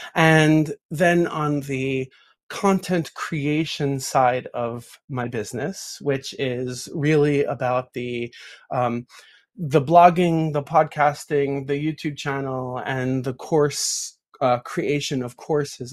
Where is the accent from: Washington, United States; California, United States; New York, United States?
New York, United States; a New Yorker, born and raised in New York